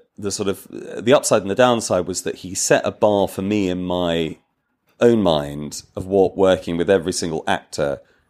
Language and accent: English; Wales, United Kingdom; I'm Welsh.